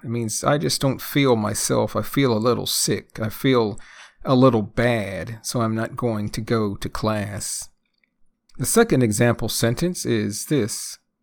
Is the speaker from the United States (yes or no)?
yes; United States; first language English; I am a native English speaker, born and raised in the United States